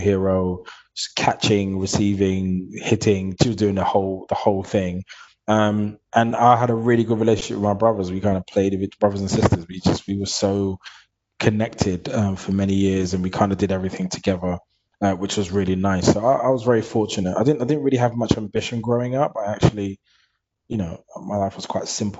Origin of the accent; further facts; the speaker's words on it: London, United Kingdom; I grew up in East London, Hackney.